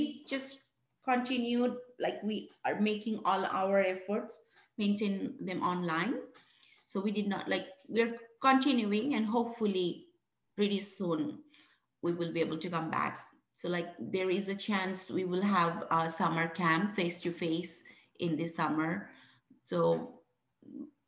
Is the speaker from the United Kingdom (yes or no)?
no; Bangladesh; moved away as an adult; now in West Virginia, United States; I'm originally from Bangladesh, one of the poorest country in the world